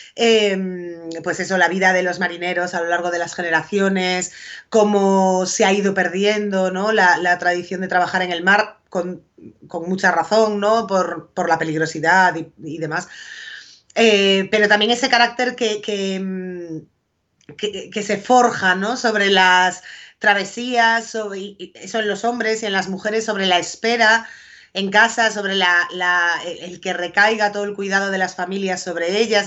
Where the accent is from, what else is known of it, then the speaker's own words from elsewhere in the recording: A Coruña, Galicia, Spain; also born or lived in Foz; yo llevo toda la vida viviendo en Coruña, pero mi familia es de Foz, de un pueblo en la costa de Lugo.